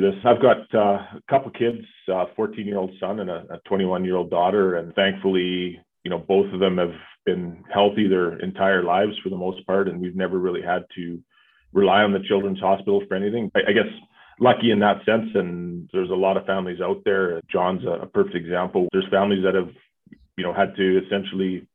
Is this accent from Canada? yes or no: yes; Calgary, Alberta, Canada; I'm born and raised in Calgary